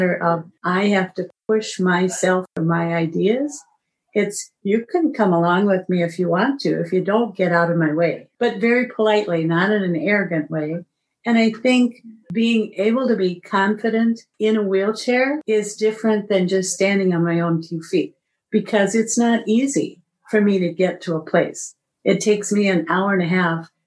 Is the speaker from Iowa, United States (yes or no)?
yes; Iowa, United States; I'm from Iowa